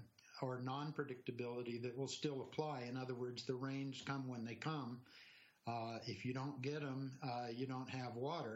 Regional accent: California, United States; also born or lived in Washington, D.C. / New Jersey / Wisconsin; now in Colorado, United States; I grew up in California.

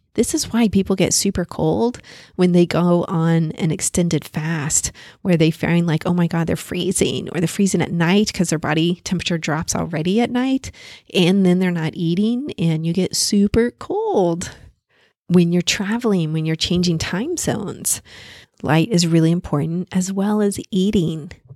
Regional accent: Paris, Île-de-France, France; moved away; I was born in Paris

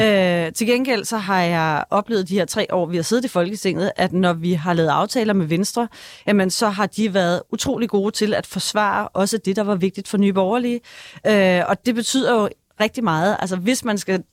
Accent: Denmark; der, hvor jeg kommer fra, og der er altså kun 40 minutter ind til København

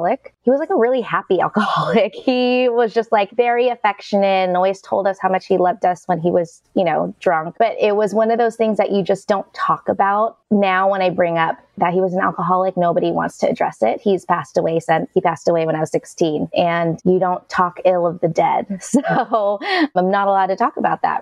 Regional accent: Bay Area, California, United States; I grew up in the Bay Area, California, to two immigrant parents

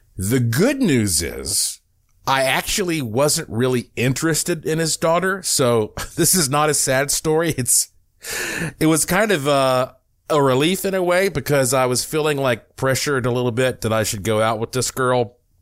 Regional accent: Western North Carolina, United States; growing up in West North Carolina

